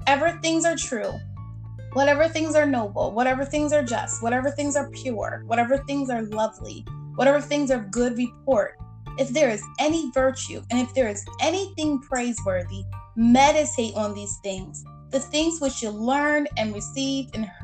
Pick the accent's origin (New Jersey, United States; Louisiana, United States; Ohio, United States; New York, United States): Ohio, United States; I'm from Ohio, Buckeye State